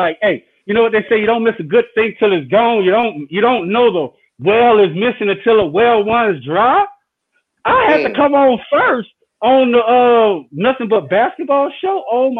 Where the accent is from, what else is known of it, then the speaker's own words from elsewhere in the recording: New Orleans, Louisiana, United States; So, I'm from New Orleans.